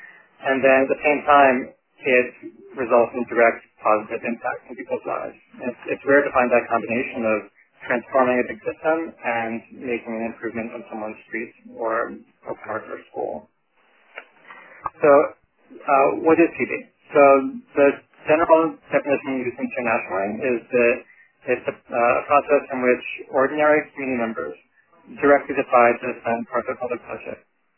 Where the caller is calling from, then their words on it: New York City, New York, United States; also born or lived in Toronto, Canada; I'm calling in from Brooklyn, New York.